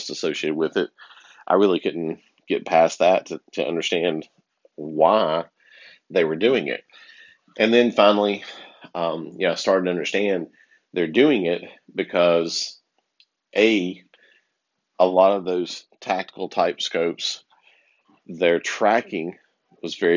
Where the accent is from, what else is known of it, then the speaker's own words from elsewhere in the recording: the South, United States; where I grew up in the South